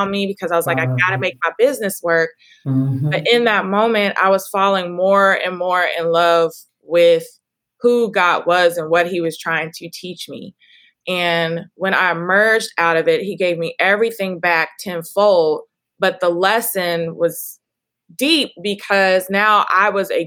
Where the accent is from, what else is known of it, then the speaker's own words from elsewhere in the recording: Dallas, Texas, United States; I'm now moving to open a wellness studio where I grew up in Oak Cliff